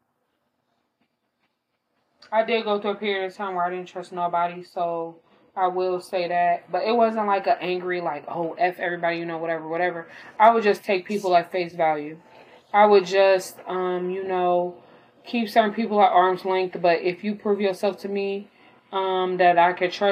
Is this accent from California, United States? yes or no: no; Illinois, United States; I was born in Illinois